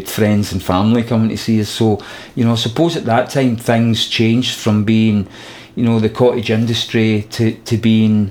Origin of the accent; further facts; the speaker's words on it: Glasgow, Scotland, United Kingdom; we're from Glasgow